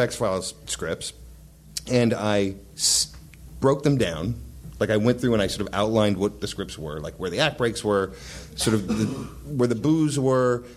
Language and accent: English; Whittier, California, United States; I grew up in Whittier